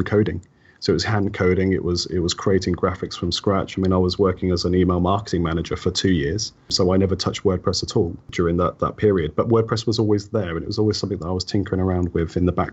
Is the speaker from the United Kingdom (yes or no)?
yes; Wellingborough, East Midlands, United Kingdom; my hometown, right, Wellingborough